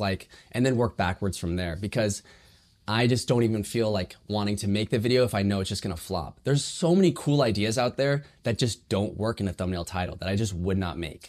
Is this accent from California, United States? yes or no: yes; Burlingame, California, United States; I'm from San Francisco Bay Area, uh, specifically, like, Burlingame area.